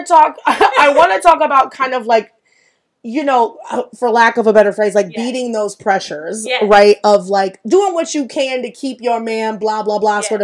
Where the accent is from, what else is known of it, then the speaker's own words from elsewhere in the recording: Pataskala, Ohio, United States; I grew up in Pataskala, like corn-fed white